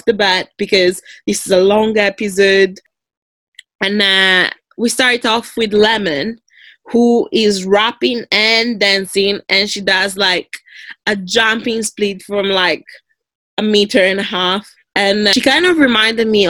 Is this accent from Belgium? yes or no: no; Italy; moved away as an adult; I moved here 10 years ago from Italy